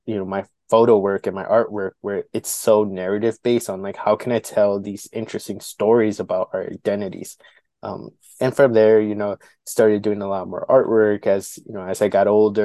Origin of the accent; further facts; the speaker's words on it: Milwaukee, Wisconsin, United States; I was born and raised here in Milwaukee, grew up in the South Side kind of neighborhood community near like Cesar Chavez Drive